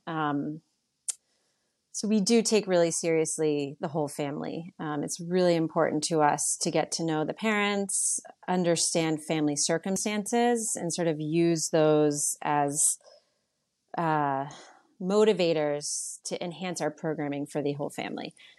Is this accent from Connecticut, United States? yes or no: yes; New Canaan, Connecticut, United States; also born or lived in Boston / New York City; I was born in Boston, but we moved to New Canaan, back to New Canaan for my mom when I was eight years old. I lived here from age eight to fifteen